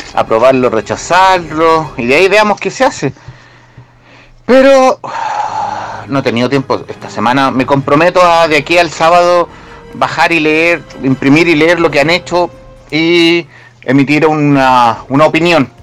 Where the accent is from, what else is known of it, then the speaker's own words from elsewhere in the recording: Chile; Somos chilenos